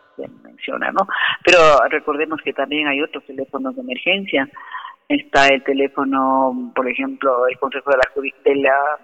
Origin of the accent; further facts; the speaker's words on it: Ecuador; como ecuatorianos